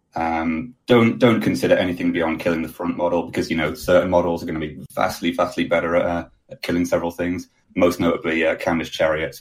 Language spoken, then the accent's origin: English; Manchester, North West England, United Kingdom; I'm from Manchester in the UK